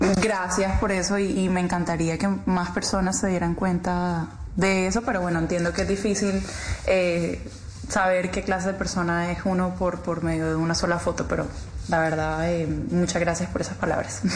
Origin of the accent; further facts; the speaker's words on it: Colombia; somos los colombianos